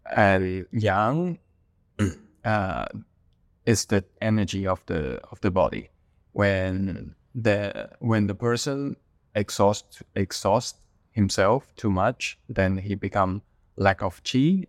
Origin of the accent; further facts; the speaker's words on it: Hong Kong; moved away as an adult; I was born in Hong Kong. Most of my family are still in Hong Kong. Uh, but I left Hong Kong in two thousand eleven